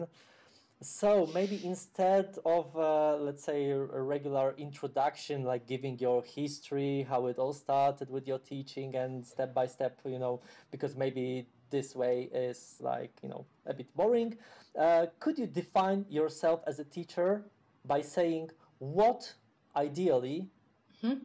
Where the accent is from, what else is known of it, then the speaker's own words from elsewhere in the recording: Poland; first language Polish; English is a second language; my native language, Polish.